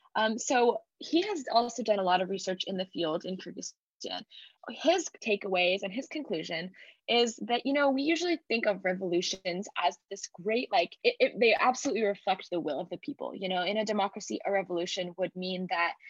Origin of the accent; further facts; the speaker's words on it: United States; as an American student